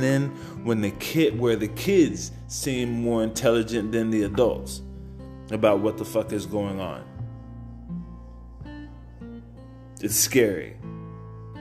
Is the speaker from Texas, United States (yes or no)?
yes; San Antonio, Texas, United States; Even when I was in high school, growing up in San Antonio